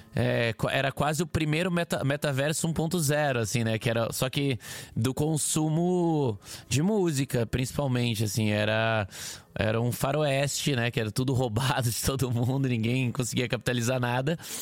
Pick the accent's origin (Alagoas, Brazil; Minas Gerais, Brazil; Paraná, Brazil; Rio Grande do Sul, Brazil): Paraná, Brazil; Curitiba; accent: Curitiba; now in São Paulo, Brazil; eu sou do sul, não tão sul quanto você, mas eu sou de Curitiba